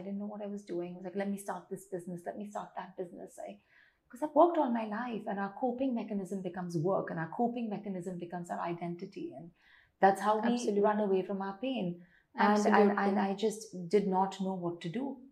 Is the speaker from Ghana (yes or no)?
no; Tamil Nadu, India; I'm South Indian and Tamilian